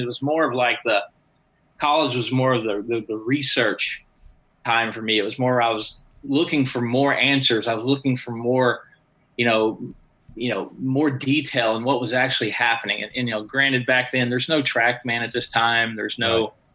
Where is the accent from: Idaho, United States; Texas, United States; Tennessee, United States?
Tennessee, United States; moved away as an adult; also born or lived in Southern California / Palm Springs; now in Las Vegas, United States; I moved from Tennessee, where I grew up, out to Southern California.